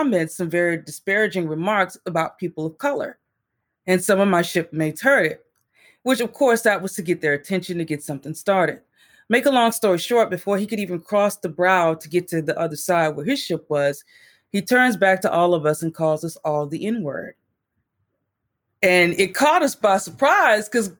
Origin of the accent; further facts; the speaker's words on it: Texas, United States; I grew up in Texas. I'm from Texas